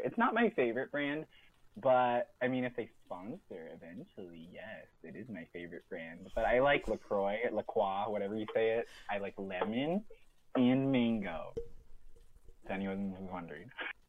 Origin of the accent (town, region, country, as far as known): California, United States; born or raised there